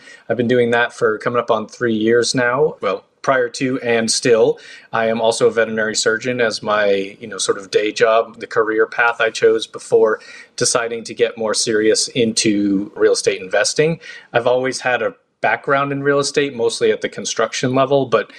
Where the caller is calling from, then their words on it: Los Angeles, California, United States; I am in Los Angeles.